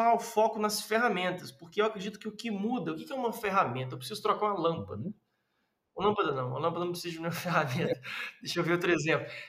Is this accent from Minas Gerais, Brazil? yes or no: yes; Minas Gerais, Brazil; moved away; also born or lived in southern Brazil